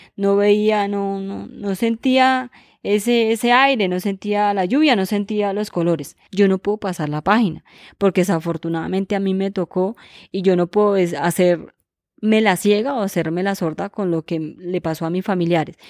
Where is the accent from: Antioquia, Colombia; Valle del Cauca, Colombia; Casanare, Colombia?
Casanare, Colombia; Chámeza; soy de chameza Casanare